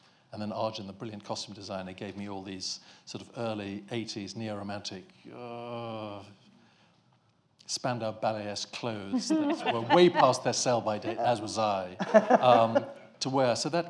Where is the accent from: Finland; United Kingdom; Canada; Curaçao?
United Kingdom; England; as English people, you'll appreciate this from the colonies.